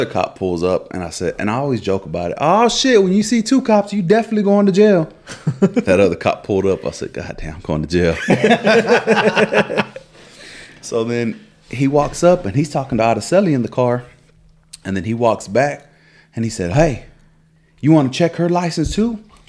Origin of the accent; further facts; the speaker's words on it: Texas, United States; I was like, bro, I don't even live here. I said, I'm from Texas and yada.